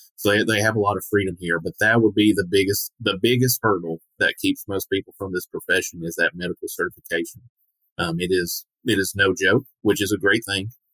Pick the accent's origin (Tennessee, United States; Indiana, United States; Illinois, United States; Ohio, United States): Tennessee, United States; Portland; this has been home uh, my entire life.